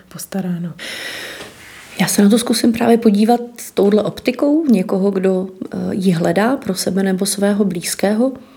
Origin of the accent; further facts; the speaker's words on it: Litoměřice, Ústí nad Labem Region, Czechia; moved away as an adult; já jsem z Litoměřic původně